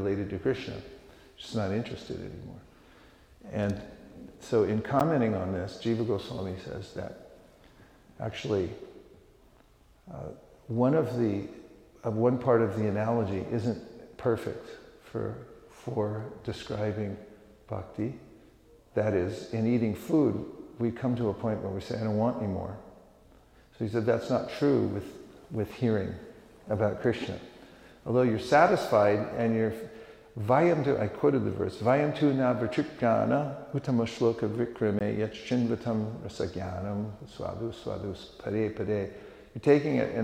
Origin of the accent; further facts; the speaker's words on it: California, United States; moved away; I was born in California